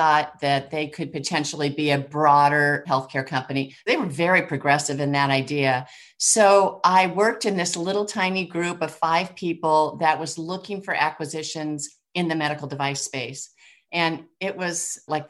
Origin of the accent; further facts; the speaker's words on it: San Francisco, California, United States; moved away as an adult; also born or lived in Ann Arbor, Michigan; I grew up in San Francisco